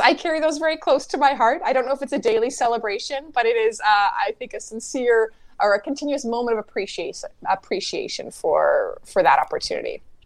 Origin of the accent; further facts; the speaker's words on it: Winnipeg, Manitoba, Canada; growing up in Winnipeg